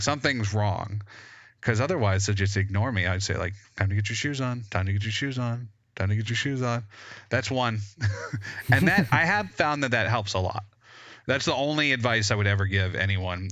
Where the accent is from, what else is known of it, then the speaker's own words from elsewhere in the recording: West Georgia, United States; growing up in the boondocks in, like, West Georgia